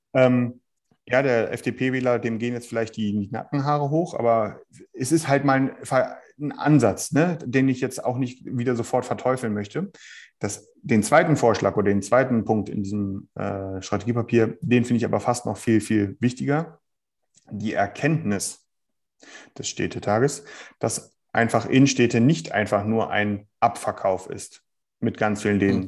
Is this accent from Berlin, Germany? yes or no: yes; Berlin, Germany; ich komme hier aus Berlin